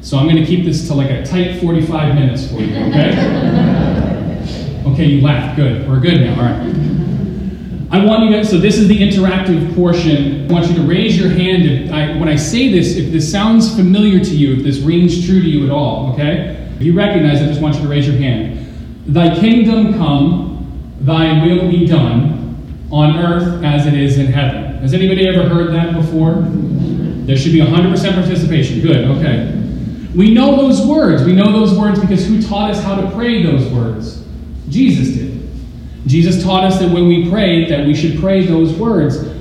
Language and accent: English; Arizona, United States; moved away; I'm from Arizona